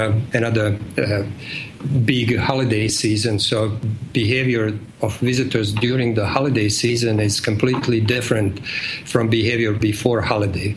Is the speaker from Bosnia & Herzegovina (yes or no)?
yes; Bosnia & Herzegovina; accent: Eastern European; English is a second language; moved away as an adult; now in United States; I'm originally from Bosnia and came to States in 85